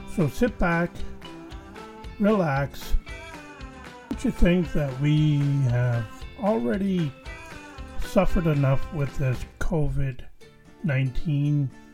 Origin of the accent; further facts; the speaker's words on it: Canada; as a Canadian